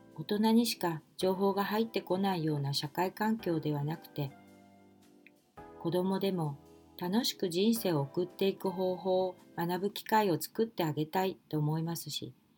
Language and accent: Japanese; Kanto, Japan; also born or lived in Osaka; 私は大阪で生まれましたが、父親の転勤で2歳の時に関東へ越してきたので、大阪弁ではないです。